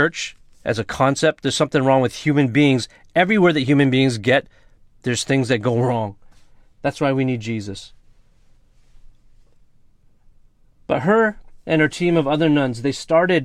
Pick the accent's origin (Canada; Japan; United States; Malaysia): Canada; Vancouver, British Columbia; It's called St. Paul's Hospital. In fact, that's a hospital where I was born, where my mom went to, and I was born right in Vancouver